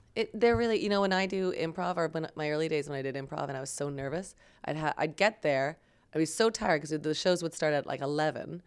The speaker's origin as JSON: {"language": "English", "town": "Waterloo", "region": "Ontario", "country": "Canada", "tie": "born or raised there", "also_born_or_lived": "Vancouver / Toronto", "said": "I grew up in Waterloo."}